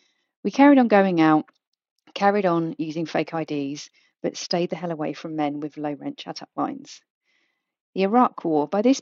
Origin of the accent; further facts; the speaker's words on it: United Kingdom; we're British and we're going to like get well drunk